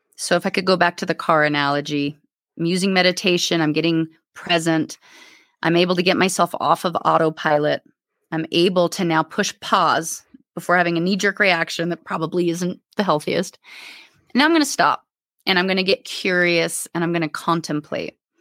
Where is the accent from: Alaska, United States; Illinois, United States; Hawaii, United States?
Alaska, United States; also born or lived in Anchorage / Homer; I was raised in Alaska.